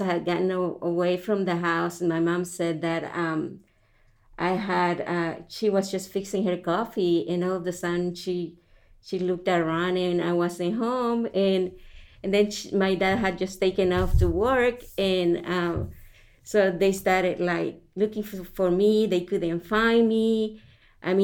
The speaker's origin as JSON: {"language": "English", "country": "El Salvador", "tie": "born or raised there", "moved": "yes", "said": "I grew up in El Salvador, Central America"}